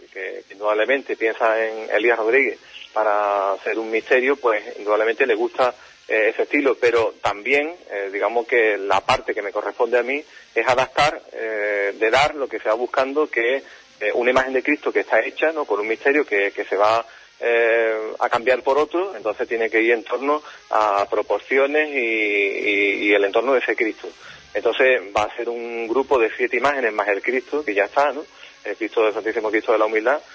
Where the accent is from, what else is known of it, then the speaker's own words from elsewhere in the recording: Huelva, Andalusia, Spain; mi tierra